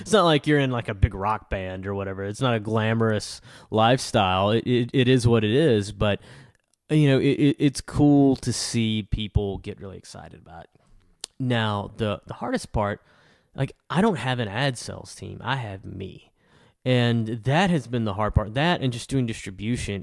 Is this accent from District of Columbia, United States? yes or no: no; El Dorado, Arkansas, United States; I'm from El Dorado